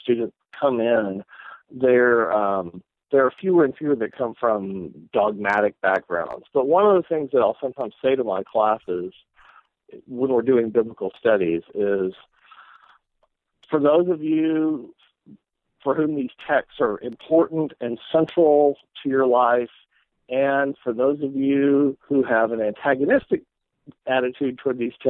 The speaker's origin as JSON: {"language": "English", "town": "Houston", "region": "Texas", "country": "United States", "tie": "born or raised there", "moved": "yes", "lives_now": "South Carolina, United States", "said": "I grew up in the Houston area in Texas, in a Southern Baptist setting"}